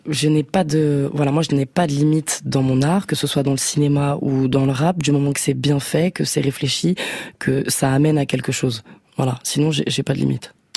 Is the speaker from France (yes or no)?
yes; Guadeloupe, France; je suis guadeloupéenne